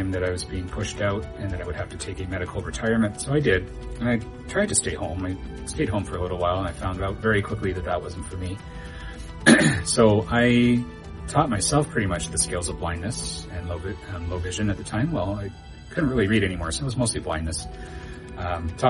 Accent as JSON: {"language": "English", "region": "British Columbia", "country": "Canada", "tie": "born or raised there", "moved": "as an adult", "lives_now": "Kalamazoo, United States", "said": "I came from Canada originally. I grew up there and lived in British Columbia until 2016."}